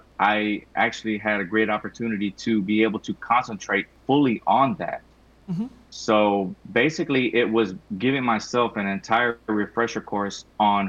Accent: Houston, Texas, United States; I'm from Houston, Texas. I recently started a company called ENSO Refinish and Restorations out here in Houston, Texas

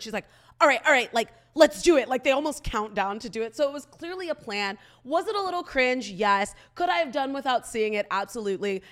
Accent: Michigan, United States; moved away; I grew up in Michigan

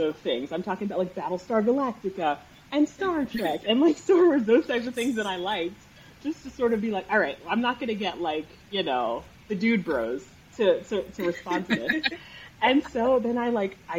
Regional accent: New Jersey, United States; South Jersey

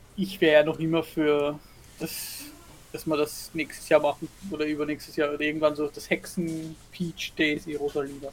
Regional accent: Austria; bei uns in Österreich

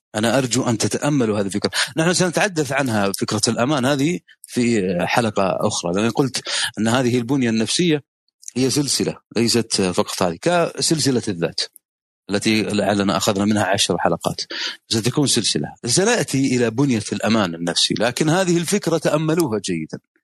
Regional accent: Saudi Arabia; النظام عندنا في السعوديه

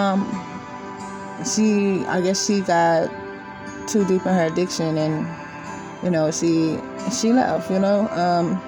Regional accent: Austin, Texas, United States; I'm born and raised in Austin, Texas. I'm currently here, still here.

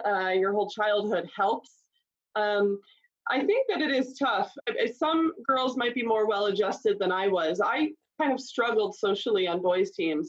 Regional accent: Concord, Ohio, United States; we grew up in Concord, Ohio on Bradley Court

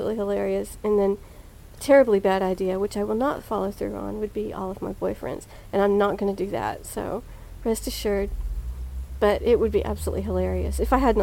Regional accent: Dallas, Texas, United States; I was born in Dallas, Texas. Grew up in Oak Cliff, which is Dallas

